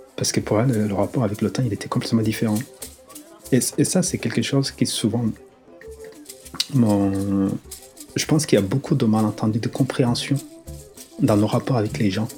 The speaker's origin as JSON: {"language": "French", "country": "Rwanda", "also_born_or_lived": "Lille, France", "moved": "yes", "said": "Lorsque j'ai quitté le Rwanda"}